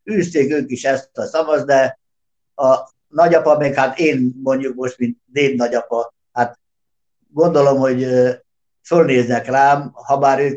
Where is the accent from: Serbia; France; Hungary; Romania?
Serbia; Subotica, Vojvodina; Gyerekek, én Szabadkát nem hagytam el soha, itt születtem, itt élek most is, és a határokat nem én szabtam meg. Úgyhogy én délvidéki magyar vagyok